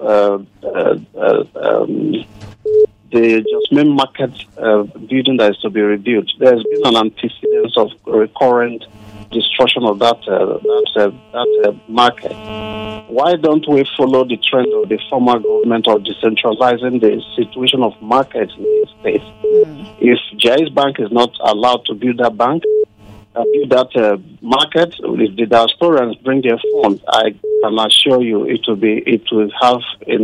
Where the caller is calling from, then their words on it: Zambia; I'm calling from Zambia.